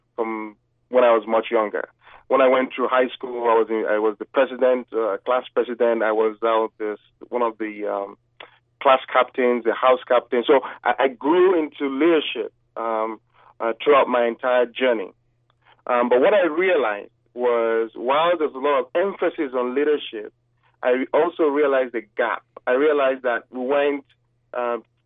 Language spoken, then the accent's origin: English; Nigeria; accent: Nigerian; moved away as an adult; now in United States